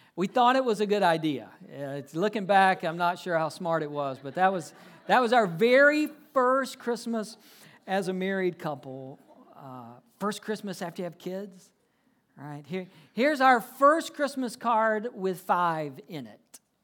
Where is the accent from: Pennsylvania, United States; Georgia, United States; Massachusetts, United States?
Georgia, United States; moved away as an adult; also born or lived in South Carolina / Fort Worth, Texas; I grew up in Georgia, lived a little while, went to college in South Carolina.